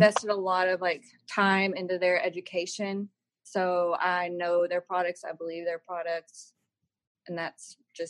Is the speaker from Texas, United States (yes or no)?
yes; Waco, Texas, United States; I'm born and raised in Waco, Texas.